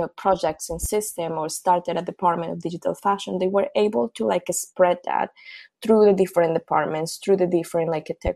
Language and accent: English; Colombia; moved away; I'm originally from Colombia.